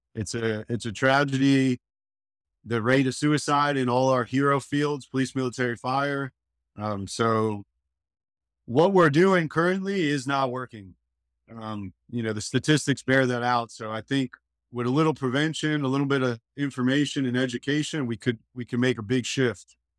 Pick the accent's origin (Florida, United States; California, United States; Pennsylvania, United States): Florida, United States; Hollywood; moved away as an adult; now in Panama City Beach, United States; I was born in Hollywood, Florida, South Florida.